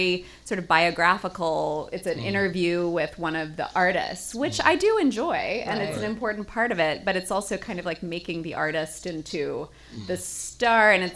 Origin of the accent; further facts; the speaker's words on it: Birmingham, Alabama, United States; I grew up in Birmingham, Alabama